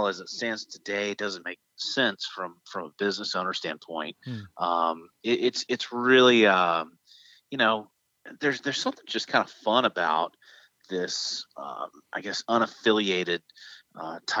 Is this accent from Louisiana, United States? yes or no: yes; Shreveport, Louisiana, United States; Shreveport where my hometown was